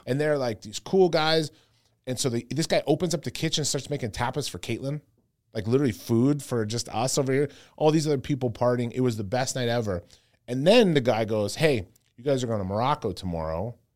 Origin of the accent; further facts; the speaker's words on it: Canada; I'm so Canadian